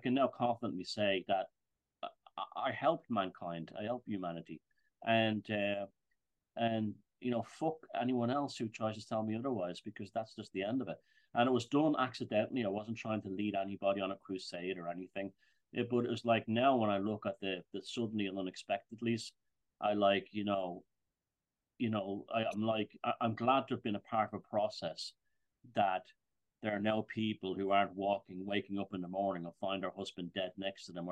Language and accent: English; Ireland; I'm Irish, I'm European.